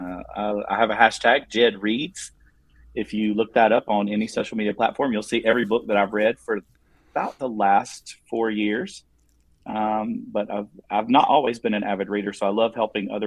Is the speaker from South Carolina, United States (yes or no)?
yes; South Carolina, United States; accent: southern twang; I'm an educator from South Carolina. I'm sure you can hear the southern twang in my voice